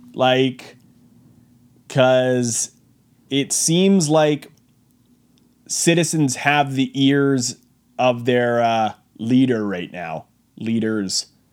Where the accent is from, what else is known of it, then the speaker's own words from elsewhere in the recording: Brooks, Alberta, Canada; My hometown of Brooks